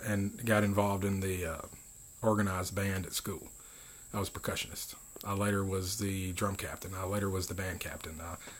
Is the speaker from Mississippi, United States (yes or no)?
yes; Philadelphia, Mississippi, United States; born there; also born or lived in Goose Creek / Washington; I was born here in Philadelphia, Mississippi. And my youth, I traveled around with my parents.